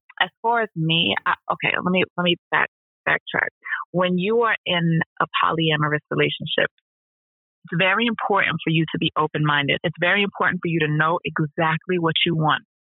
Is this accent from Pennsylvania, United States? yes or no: yes; Philadelphia, Pennsylvania, United States; I'm from Philly